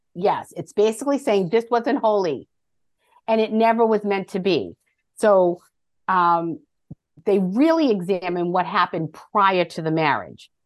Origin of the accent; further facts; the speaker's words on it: Medford, Massachusetts, United States; growing up in Medford, Massachusetts